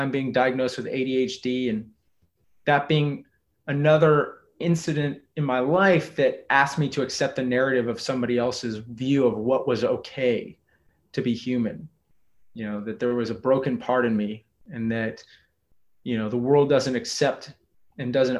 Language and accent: English; Texas, United States; I grew up in Texas, I'm a seventh generation Texan